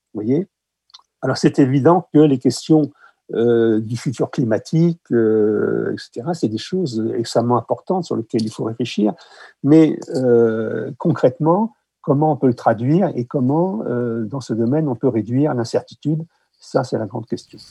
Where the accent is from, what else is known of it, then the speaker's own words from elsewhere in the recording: France; chez nous en France